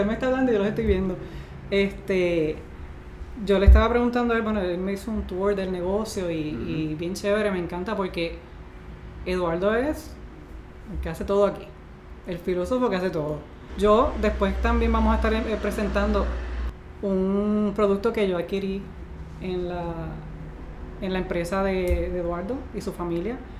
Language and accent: Spanish; Puerto Rico; nos identificamos con él como boricua